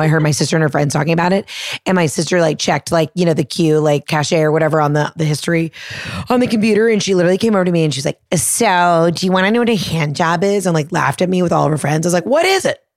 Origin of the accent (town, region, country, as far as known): the South, United States